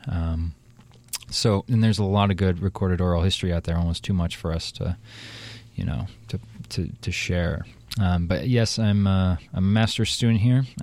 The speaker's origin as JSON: {"language": "English", "region": "Ohio", "country": "United States", "also_born_or_lived": "Washington, D.C.", "lives_now": "Portland, United States", "said": "I'm also from Ohio originally, and then I moved around a little bit. Uh, I came to Portland in 2007 from Washington, D.C."}